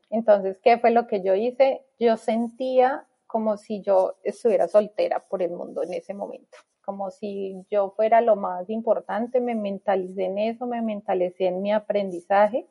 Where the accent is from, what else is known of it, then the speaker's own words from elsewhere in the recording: Bogotá, Colombia; moved away as an adult; now in Melbourne, Australia; nací en Colombia, en Bogotá específicamente